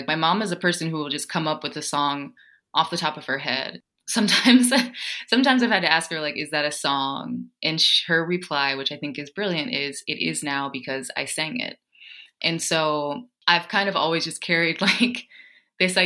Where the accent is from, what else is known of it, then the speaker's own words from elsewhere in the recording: Ohio, United States; moved away; also born or lived in Cleveland; I'm originally from Ohio